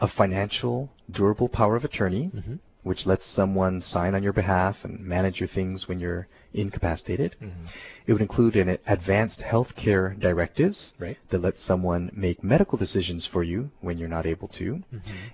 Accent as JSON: {"language": "English", "town": "Hilo", "region": "Hawaii", "country": "United States", "tie": "born or raised there", "also_born_or_lived": "New York City", "lives_now": "Oahu, United States", "said": "I grew up in Hilo on the Big Island"}